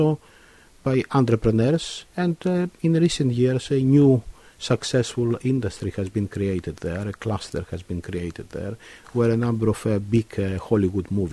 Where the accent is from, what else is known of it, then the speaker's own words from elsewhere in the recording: Kavala, Eastern Macedonia and Thrace, Greece; now in Cambridge, United Kingdom; my hometown in northern Greece, Kavala